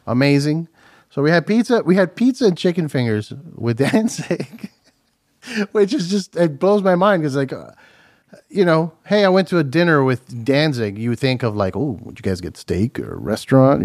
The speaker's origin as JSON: {"language": "English", "town": "Miami", "region": "Florida", "country": "United States", "also_born_or_lived": "New Jersey", "moved": "yes", "said": "I'm from Miami"}